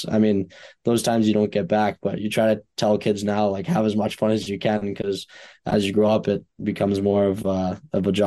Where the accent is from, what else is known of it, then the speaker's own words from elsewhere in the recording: Fort Myers, Florida, United States; moved away; I'm from Fort Myers